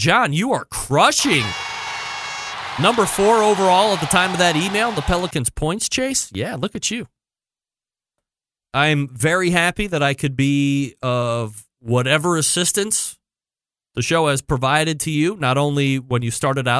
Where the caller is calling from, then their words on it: Jonesboro, Arkansas, United States; and I'm from Jonesboro, Arkansas.